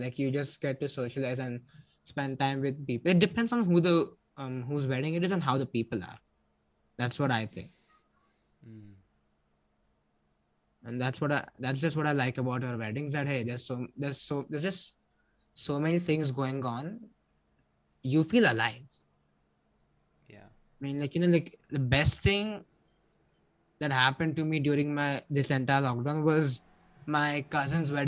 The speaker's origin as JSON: {"language": "English", "country": "India", "said": "I'm from India."}